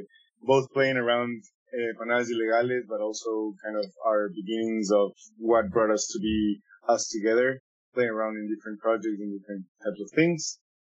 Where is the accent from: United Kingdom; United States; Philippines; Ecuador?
Ecuador; now in Vancouver, Canada; Me and Alonso, we're from Ecuador